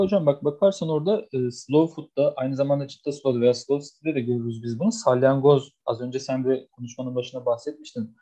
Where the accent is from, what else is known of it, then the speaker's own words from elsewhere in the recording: Beypazarı, Ankara, Turkey; ben Ankara Bey Pazarlıyım